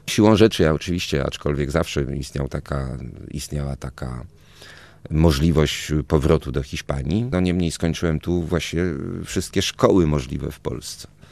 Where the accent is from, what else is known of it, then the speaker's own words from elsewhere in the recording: Warsaw, Masovian Voivodeship, Poland; also born or lived in Toulouse, France; czyli Praga, tam gdzie ja rzeczywiście to dzieciństwo spędziłem